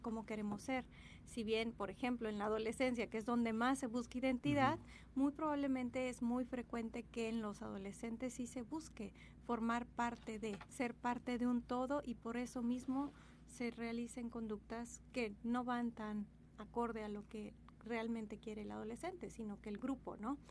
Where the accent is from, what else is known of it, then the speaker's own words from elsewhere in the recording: Mexico; todos los que somos mexicanos